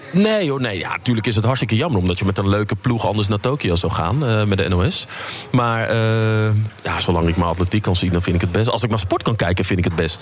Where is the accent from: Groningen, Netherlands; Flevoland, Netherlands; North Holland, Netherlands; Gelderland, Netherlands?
North Holland, Netherlands; Amsterdam; ik kom uit Amsterdam en, ehm, geboren in de Vuur, opgegroeid in Buitenveldert.